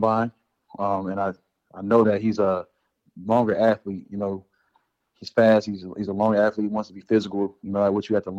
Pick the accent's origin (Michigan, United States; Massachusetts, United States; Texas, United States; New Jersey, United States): New Jersey, United States; moved away as an adult; now in Green Bay, United States; I'm from Jersey